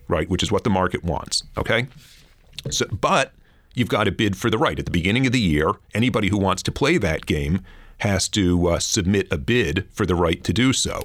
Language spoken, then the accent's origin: English; New York City, New York, United States; moved away as an adult; now in Vancouver, Canada; I grew up in Flatbush, Brooklyn